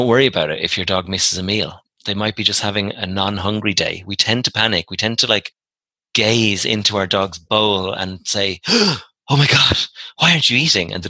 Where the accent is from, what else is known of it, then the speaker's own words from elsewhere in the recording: Ireland; I'm Irish